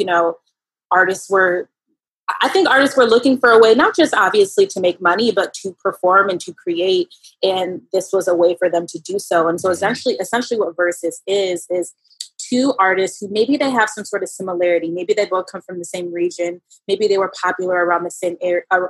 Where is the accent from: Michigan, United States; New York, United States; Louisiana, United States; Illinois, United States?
New York, United States; Buffalo; also born or lived in Long Beach, California; now in Los Angeles, United States; I grew up in Buffalo, New York, very cold. but I was born in Long Beach, California.